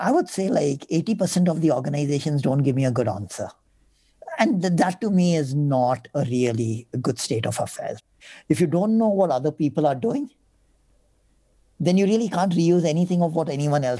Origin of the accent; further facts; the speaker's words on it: India; As Indian funders, as Indian foundations